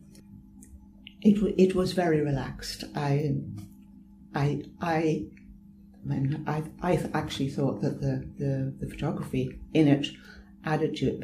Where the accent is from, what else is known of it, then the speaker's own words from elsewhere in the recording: Ireland; I'm Irish.